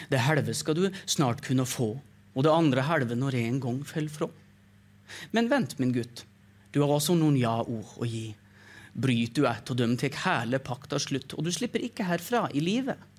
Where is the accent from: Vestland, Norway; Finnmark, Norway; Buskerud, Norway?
Buskerud, Norway; Drammen; Men jeg er fra Drammen, ja.